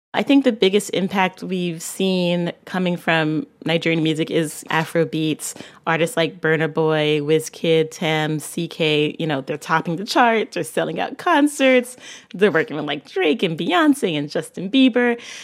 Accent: Barbados; I'm from Barbados

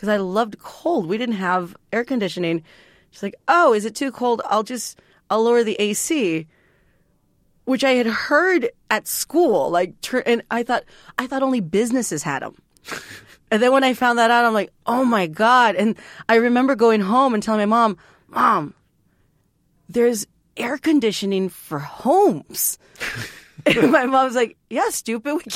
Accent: San Juan, Texas, United States; I grew up in a little town called San Juan, Texas

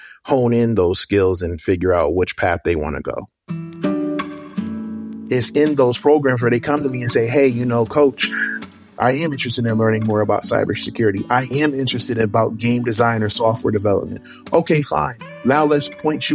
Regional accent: Suwanee, Georgia, United States; I am from Sewanee, Georgia

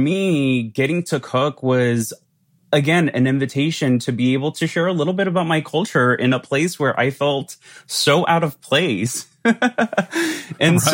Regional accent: Santa Ana, California, United States; I grew up in Southern California in Orange County, in a city called Santa Ana

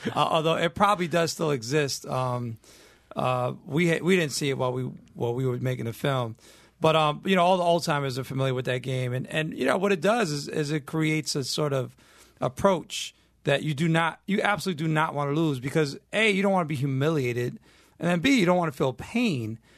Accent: New York City, New York, United States; growing up in New York, you can't escape the culture

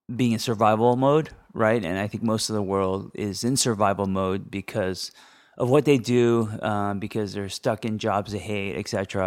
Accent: Los Angeles, California, United States; growing up in Los Angeles

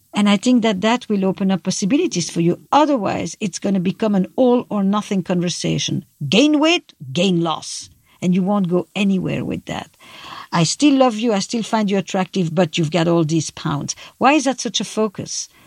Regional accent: Belgium; I'm from Belgium

